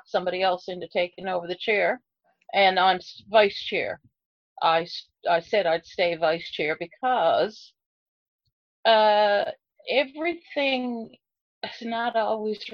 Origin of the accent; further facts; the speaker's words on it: Heart's Content, Newfoundland and Labrador, Canada; the lighthouse is where I grew up in Heart's Content.